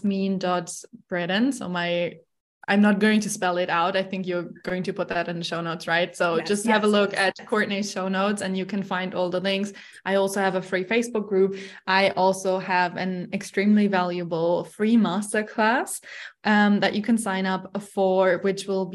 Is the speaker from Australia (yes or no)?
no; Germany; moved away as an adult; now in Dubai, United Arab Emirates; I'm from Germany